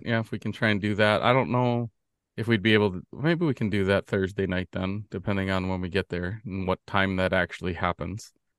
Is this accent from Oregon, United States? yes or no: no; Neenah, Wisconsin, United States; my hometown, Nina, Wisconsin.